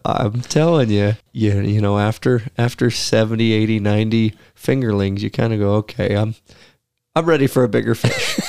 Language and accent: English; Pacific Northwest, United States; growing up in Pacific Northwest hunting and timber country